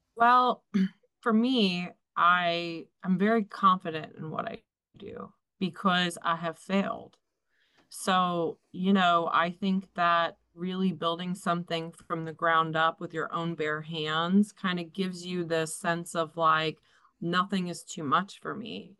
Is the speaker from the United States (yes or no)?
yes; Philadelphia, Pennsylvania, United States; moved away as an adult; now in New Jersey, United States; I grew up in Philadelphia. I moved here when I was 18